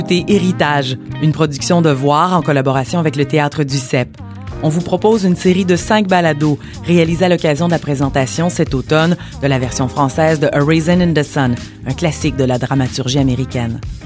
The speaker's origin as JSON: {"language": "French", "town": "Montreal", "region": "Quebec", "country": "Canada", "tie": "born or raised there", "said": "je suis née à Montréal, métissée d'un père béninois et d'une mère blanche"}